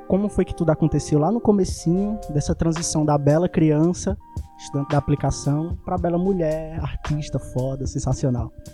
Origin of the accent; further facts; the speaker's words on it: Recife, Pernambuco, Brazil; Eu sou do Ibura de baixo